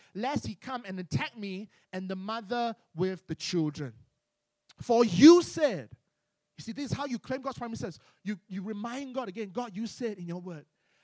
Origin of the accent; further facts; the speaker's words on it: Malaysia; I'm from Malaysia